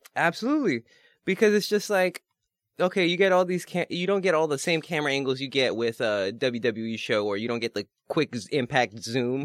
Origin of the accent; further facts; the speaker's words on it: New York City, New York, United States; as a New Yorker